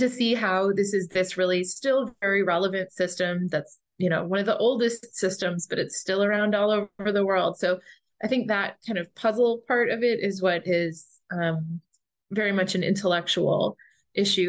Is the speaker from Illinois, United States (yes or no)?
yes; Chicago, Illinois, United States; now in Sewanee, United States; I'm originally from Chicago